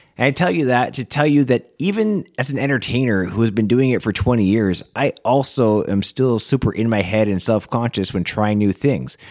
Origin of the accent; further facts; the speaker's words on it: Canada; as a Canadian